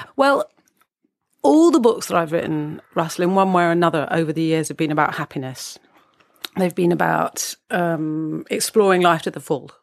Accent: United Kingdom; as we're British

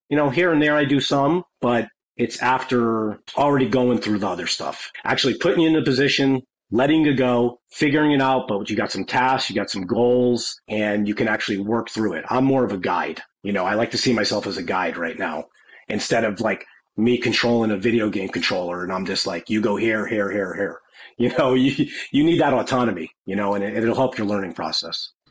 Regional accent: Connecticut, United States; moved away as an adult; also born or lived in California; I'm from Connecticut, which I live now again.

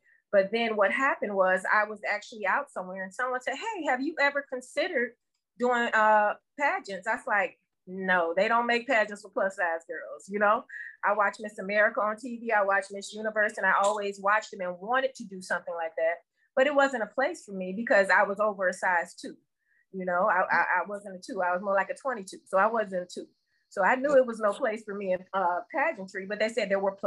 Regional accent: Miami, Florida, United States; I am a native of Miami, Florida, born and raised in Miami, still living in Miami

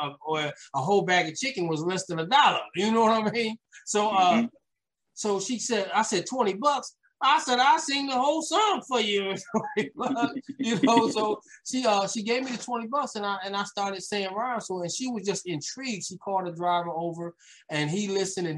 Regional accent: New York City, New York, United States; also born or lived in Queens, New York; I had those days of struggle back in Brooklyn, New York, where most of my life, well, I was born in Queens, but I lived a lot of my life in Brooklyn

